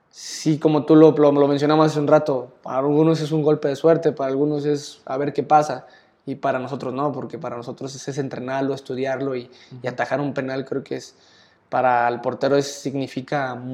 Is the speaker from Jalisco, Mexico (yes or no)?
yes; Jalisco, Mexico; pues Osvaldo Sánchez creo que era mi máxima figura en la portería porque pues soy de Jalisco, le vas a las Chivas